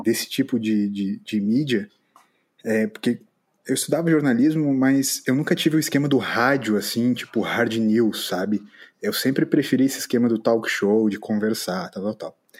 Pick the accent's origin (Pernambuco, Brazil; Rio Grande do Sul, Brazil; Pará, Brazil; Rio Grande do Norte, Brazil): Rio Grande do Sul, Brazil; São Leopoldo; moved away as an adult; now in Florianópolis, Brazil; moro em Florianópolis nesse momento. Sou de São Leopoldo